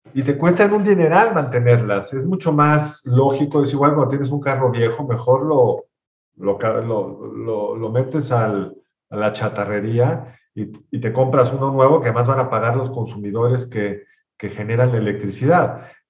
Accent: Mexico; somos los mexicanos

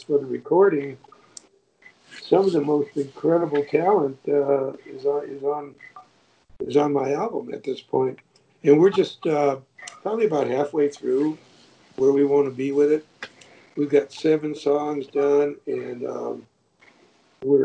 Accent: Michigan, United States; moved away as an adult; now in Georgia, United States; I'm from Michigan, spent my whole life there

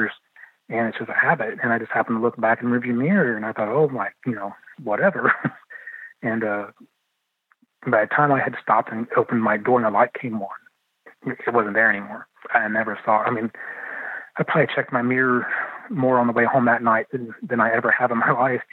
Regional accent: London, Ohio, United States; I was born in London, Ohio

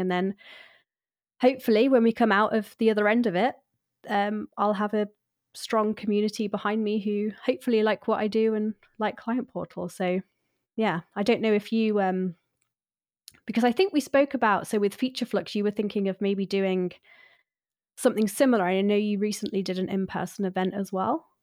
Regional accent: United Kingdom; I'm too British

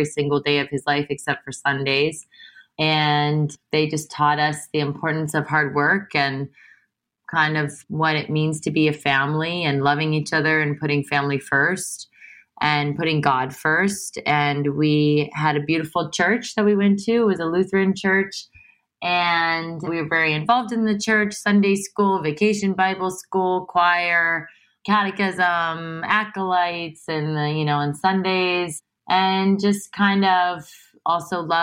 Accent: Canton, Ohio, United States; I grew up in Canton, Ohio, which is a suburb of, it's about an hour south of Cleveland

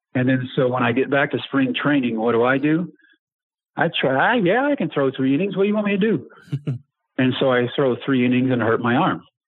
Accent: Texas, United States; born or raised there

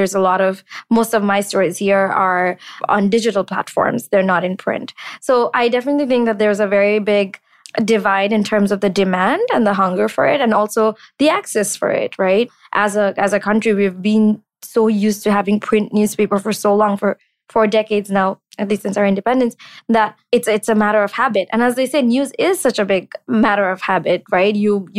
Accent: Bangladesh; It hit me that I'd never interacted with the Jewish community growing up in Bangladesh.

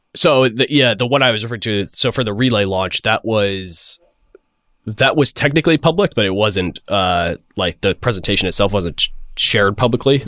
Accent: Florida, United States; moved away as an adult; now in San Francisco, United States; I was originally from Florida um, and moved out to SF about three years ago

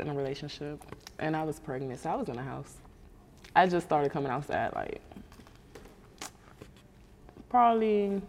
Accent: PG County, Maryland, United States; moved away as an adult; now in Atlanta, United States; I'm from Maryland, PG County.

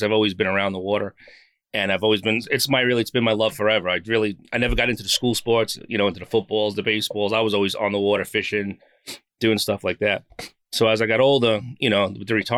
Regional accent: Long Island, New York, United States; I am from Long Island, New York.

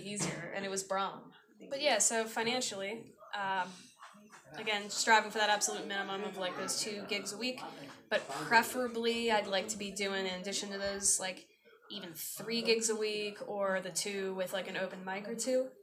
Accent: Baltimore, Maryland, United States; moved away as an adult; now in Sri Lanka; home in Baltimore, Maryland

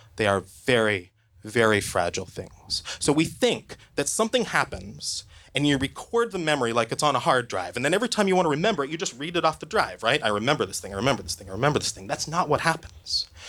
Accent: Oregon, United States; I grew up in Oregon

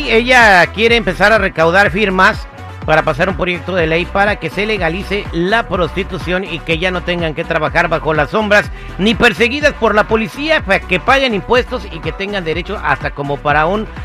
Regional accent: Peru; de la República del Perú, allá es un cabaret

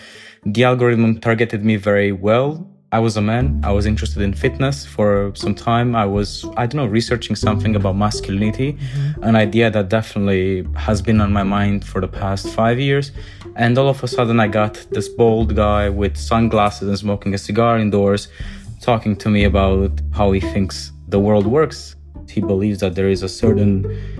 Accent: Romania; moved away as an adult; I grew up in Romania, 17 years of my life, but then moved all over the world.

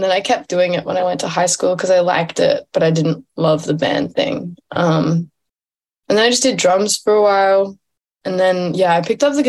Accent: Sydney, New South Wales, Australia; also born or lived in Byron Bay, Australia; Born and raised. Yeah. Sydney.

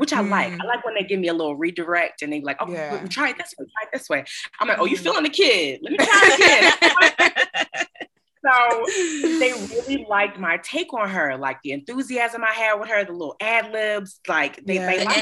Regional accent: Delaware, United States; moved away as an adult; also born or lived in Philadelphia, Pennsylvania; now in Los Angeles, United States; I'm from the Philly, Delaware area. Like I have a bunch of family in Philly, but I grew up in Delaware for a long time

